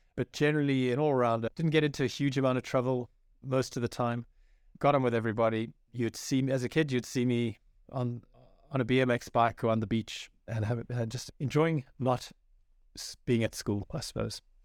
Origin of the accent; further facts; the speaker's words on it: South Africa; moved away as an adult; also born or lived in France / Johannesburg / Durban / Cape Town; now in Ireland; I was born in France to a South African father and an Irish mother, and then a few years after that, moved to South Africa where I grew up, my formative years